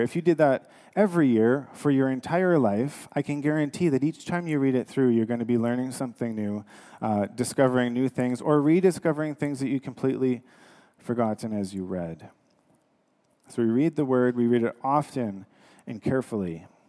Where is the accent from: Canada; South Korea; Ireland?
Canada; we are Canadian